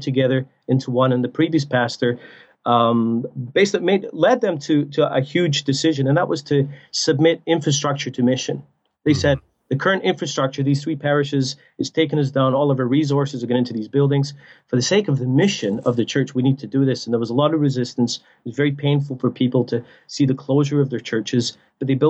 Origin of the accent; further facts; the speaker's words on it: Scotland, United Kingdom; now in Canada; I'm from Scotland originally